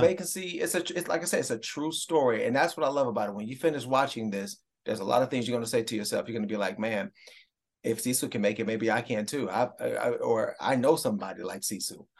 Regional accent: Cleveland, Ohio, United States; my hometown Browns

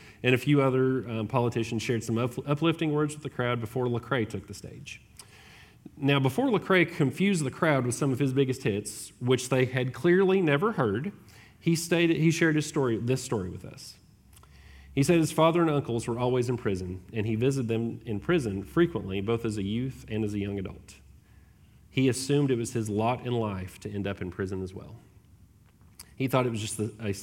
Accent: United States; also born or lived in Tennessee / Georgia; I was from Tennessee and Georgia

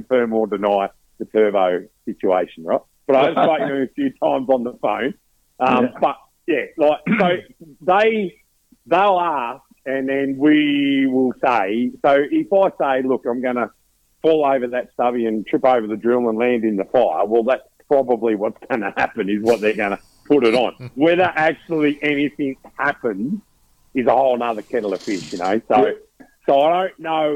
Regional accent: Australia; I was born on the Snowy River

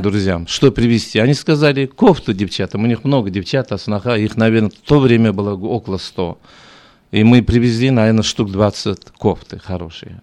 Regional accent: Zhambyl Region, Kazakhstan; Russian is a second language; moved away as an adult; also born or lived in Moscow, Russia / Almaty, Kazakhstan; now in Sacramento, United States; Я сам э, родился в Джамбульской области, потом уехал учиться в Москву

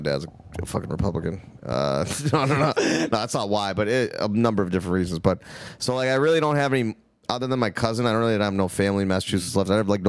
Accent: India; No, I'm Indian.

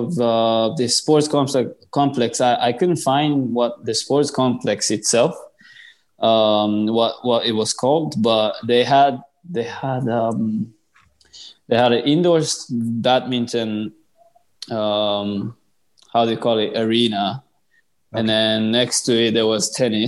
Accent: Japan; grow squash in Japan, my home country

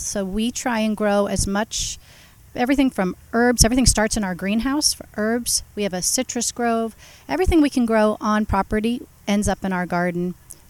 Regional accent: Marin County, California, United States; also born or lived in Napa Valley; Born and raised in Marin County, just over the Golden Gate Bridge. My parents, both also born in San Francisco, born and raised in the Bay Area, San Francisco and Marin County. So multi-generational from California.

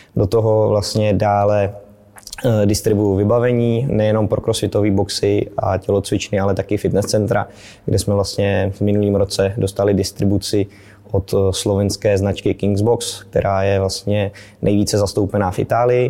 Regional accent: Prachatice, South Bohemian Region, Czechia; also born or lived in České Budějovice; tady navštěvoval místní Dynamo České Budějovice, kde jsem, kam jsem i vlastně z Prachatic dojížděl do školy fotbalové

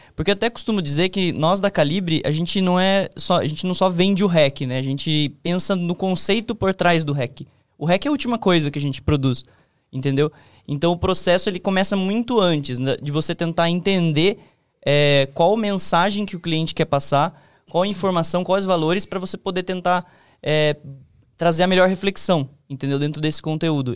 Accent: Sorocaba, São Paulo, Brazil; moved away; eu vim do interior, né, de Sorocaba

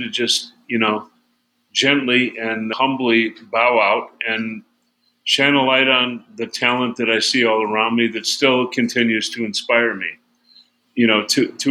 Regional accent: Chicago, Illinois, United States; I'm in my hometown. I'm in Chicago.

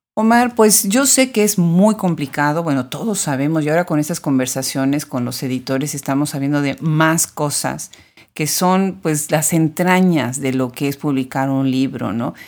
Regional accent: Puebla, Mexico; yo soy de Puebla

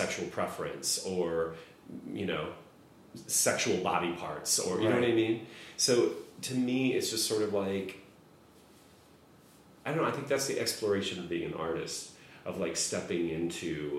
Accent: Midwest, United States; I was gay and I grew up in the Midwest

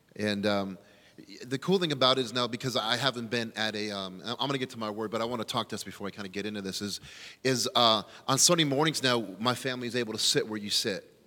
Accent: California, United States; moved away as an adult; now in Illinois, United States; I'm from California

